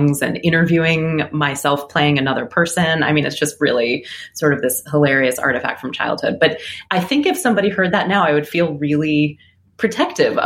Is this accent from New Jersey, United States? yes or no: no; Philadelphia, Pennsylvania, United States; I grew up in Philly, and I had a really wonderful experience growing up there as a kid. I lived in a neighborhood called Mount Airy